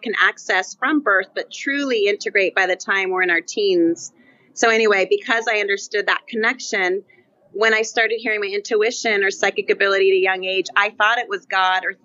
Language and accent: English; Fair Oaks, California, United States; I grew up in Fair Oaks, which some know, by the American River, but outside of Sac by about 20 or 30 miles